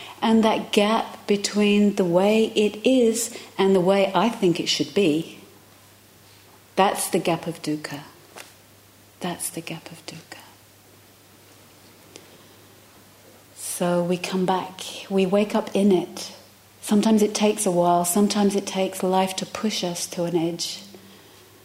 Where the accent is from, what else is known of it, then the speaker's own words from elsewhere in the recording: London, United Kingdom; moved away; I come from London